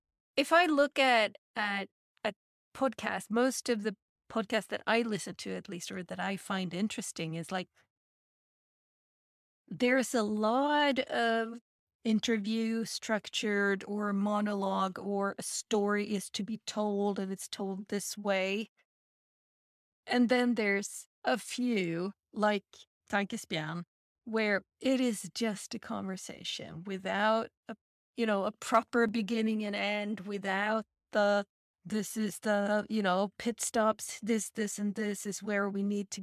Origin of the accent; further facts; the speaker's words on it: United States; So I'm American.